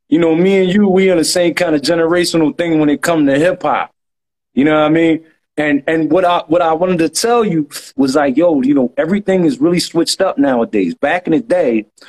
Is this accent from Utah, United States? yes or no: no; Philadelphia, Pennsylvania, United States; I hail from Germantown. I'm an uptown nigga, born and raised